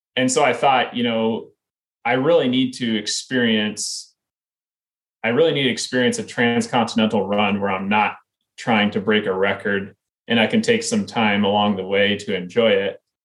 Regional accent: Iowa, United States; I grew up in Iowa, um, and you know I lived in Iowa really all the way through college.

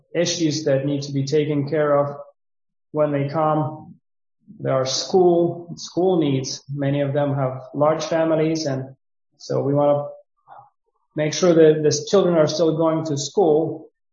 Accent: Ukraine; moved away as an adult; also born or lived in Romania; now in Suceava, Romania; Originally, I came from Ukraine, but um, I did not come to, uh, I did not leave Ukraine right now when the war started, but I left Ukraine six years ago

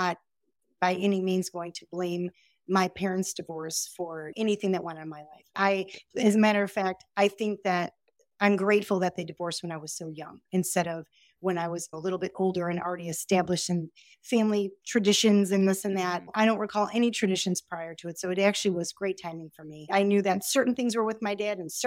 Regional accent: Chicago, Illinois, United States; I'm from Chicago

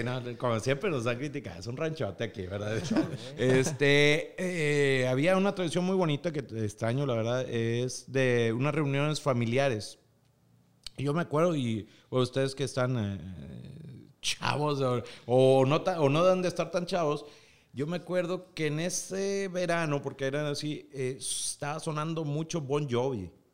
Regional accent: Piedras Negras, Coahuila, Mexico; Yo soy nacido en Piedras Negras, Coahuila

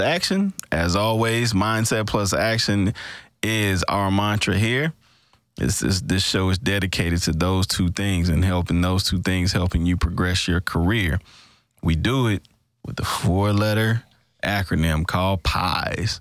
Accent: Greenville, Mississippi, United States; my hometown, Greenville, Mississippi

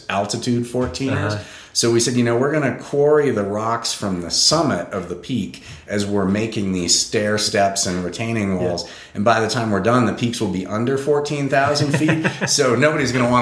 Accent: Portland, Oregon, United States; also born or lived in Berkeley, California; now in Colorado, United States; born in Berkeley, grew up in Portland, Oregon, always in sight of Mount Hood

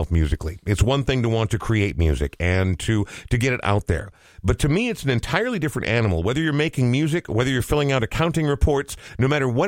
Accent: Coon Rapids, Minnesota, United States; I was a young man, and I was growing up in Coon Rapids

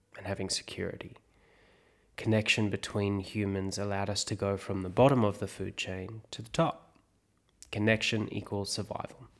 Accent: South Africa; moved away; I grew up in South Africa

